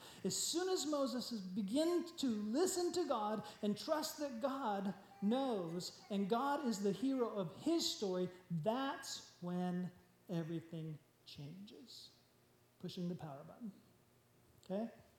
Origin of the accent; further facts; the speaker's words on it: Japan; but I grew up in Japan, I understand exactly what they're saying.